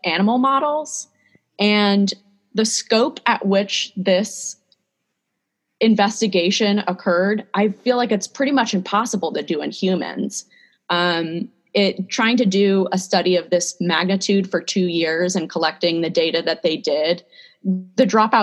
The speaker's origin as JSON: {"language": "English", "town": "San Diego", "region": "California", "country": "United States", "also_born_or_lived": "Seattle, Washington", "moved": "as an adult", "lives_now": "State College, United States", "said": "I'm originally from San Diego"}